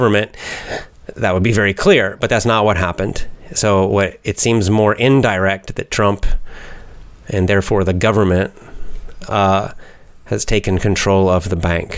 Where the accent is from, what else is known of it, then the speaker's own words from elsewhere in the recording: United States; I'm American